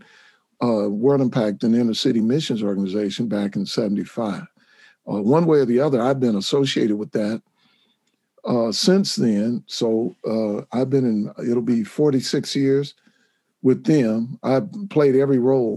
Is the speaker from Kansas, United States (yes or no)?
yes; Wichita, Kansas, United States; I'm from Wichita, Kansas. And I grew up here